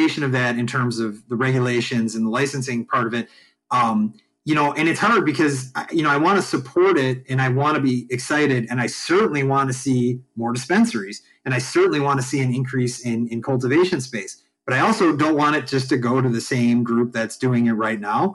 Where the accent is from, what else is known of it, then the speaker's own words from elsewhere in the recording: Chicago, Illinois, United States; I'm from Chicago